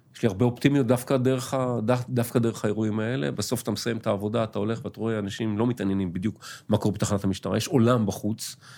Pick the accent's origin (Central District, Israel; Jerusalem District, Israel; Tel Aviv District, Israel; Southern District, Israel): Tel Aviv District, Israel; Tel Aviv; אני גדלתי בתל אביב, אה, נולדתי בתל אביב, גדלתי בתל אביב